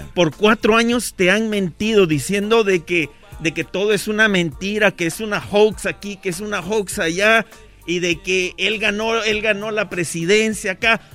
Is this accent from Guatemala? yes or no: yes; Guatemala; moved away; soy guatemalteco.